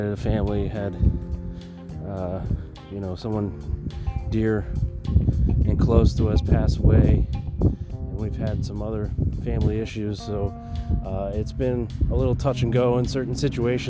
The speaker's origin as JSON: {"language": "English", "region": "New York", "country": "United States", "moved": "yes", "said": "I'm from New York"}